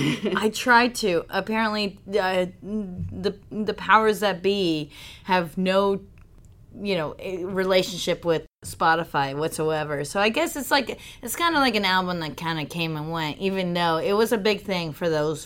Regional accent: Mexico; moved away; I grew up in Mexico

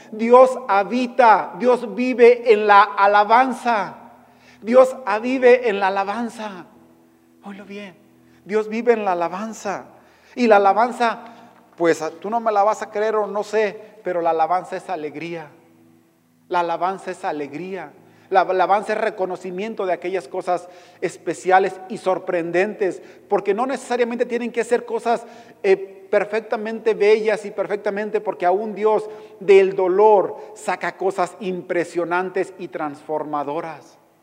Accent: Mexico; como mexicano

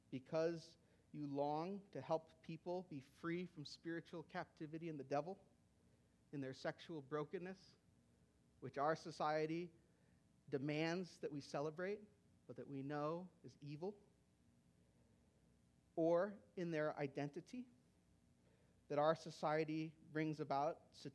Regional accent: United States; As American Christians

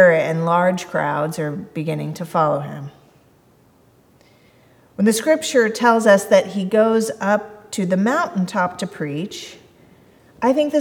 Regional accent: Kansas City, United States; I came from the Midwest. My church was in Kansas City. That's where I grew up

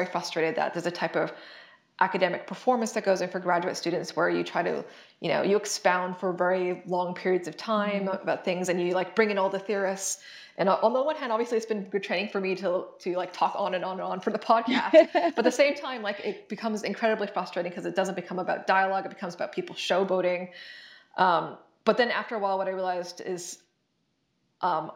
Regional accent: Canada; moved away as an adult; I'm Canadian, and I did all my previous education in Canada

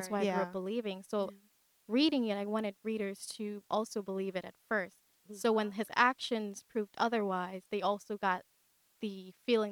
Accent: Guyana; now in New York, United States; Growing up in Guyana

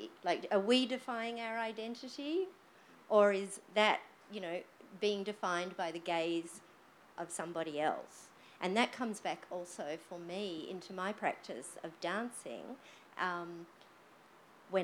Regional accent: Australia; I think I'm reasonably safe in saying that on the whole, we, as in Australian society, is very Anglo-centric in the way that we just perceive time.

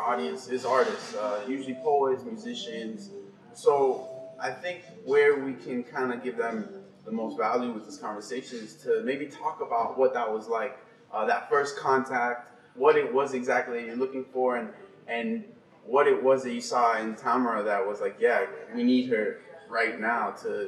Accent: Miami, Florida, United States; moved away; I'm from Miami myself

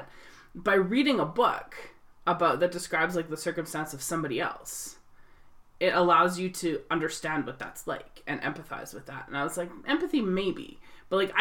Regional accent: Canada; I grew up in Canada

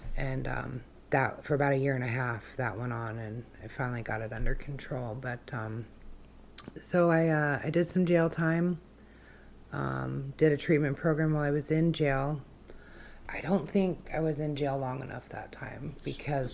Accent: Wasilla, Alaska, United States; also born or lived in Fairbanks, Alaska / Kenai, Alaska; I grew up in Wasilla. Um, that's where I went to school, uh, grade school and high school

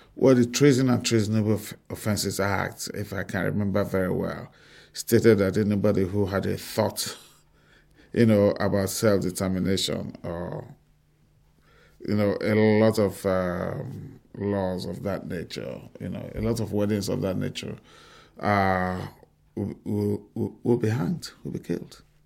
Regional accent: Bori, Rivers State, Nigeria; I grew up, uh, in a small town called Bori

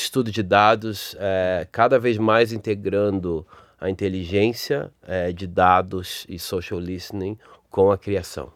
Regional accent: Rio de Janeiro, Brazil; accent: carioca; o meu sotaque carioca

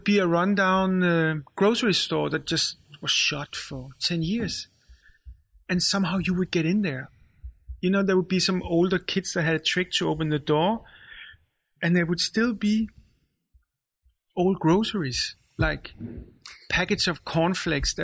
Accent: Copenhagen, Capital Region of Denmark, Denmark; also born or lived in Israel / Rødovre; I grew up in Valby there.

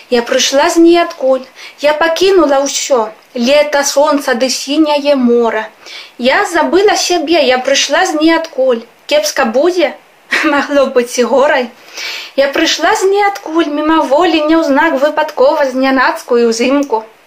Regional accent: Spain; Belarusian is a second language; Я з Гішпаніі

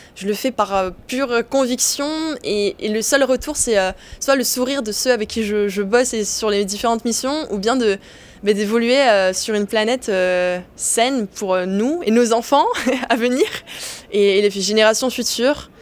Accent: Mauritius; moved away as an adult; now in Paris, France; j'ai grandi à Maurice, donc euh, une petite île perdue au milieu l'océan Indien

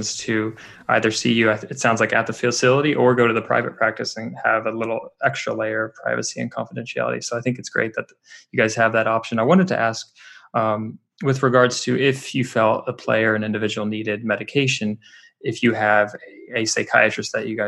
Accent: West Lafayette, Indiana, United States; moved away; I'm originally from Indiana. I grew up in West Lafayette

